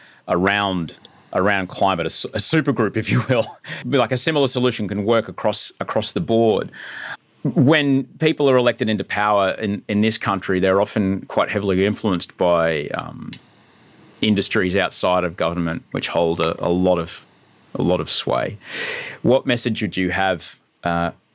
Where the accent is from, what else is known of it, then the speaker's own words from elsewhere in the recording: Brisbane, Queensland, Australia; Kenmore, which is near where I grew up in Brisbane